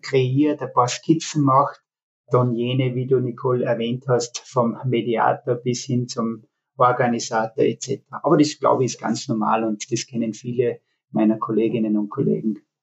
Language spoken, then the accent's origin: German; Altenmarkt im Pongau, Salzburg, Austria; moved away as an adult; also born or lived in Graz / Berlin; zurück in meine Heimat, in die vertraute